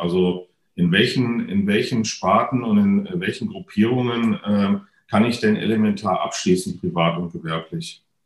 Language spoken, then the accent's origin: German; North Rhine-Westphalia, Germany; moved away; hier hatte ich tatsächlich im Vorfeld ja schon bekannt gegeben, dass das, sagen wir mal, ähm, nicht nur meine alte Heimat ist